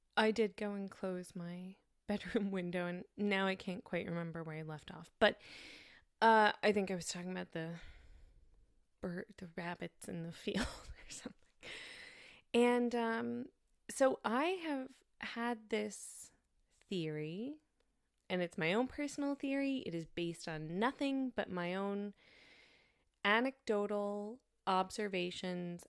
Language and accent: English; New York, United States; moved away as an adult; also born or lived in Massachusetts; now in Germany; I went to school in Massachusetts and I'm from New York